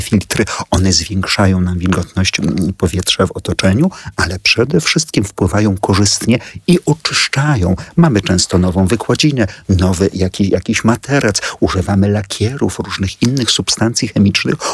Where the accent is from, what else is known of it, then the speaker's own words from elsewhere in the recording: Warsaw, Masovian Voivodeship, Poland; Urodziłem się w Warszawie, mieszkam tyle lat